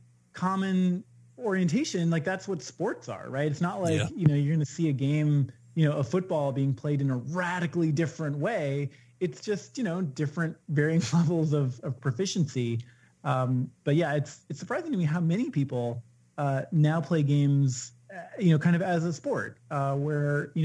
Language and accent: English; Washington, United States; growing up in Washington State, where you're surrounded by the vastness of the natural world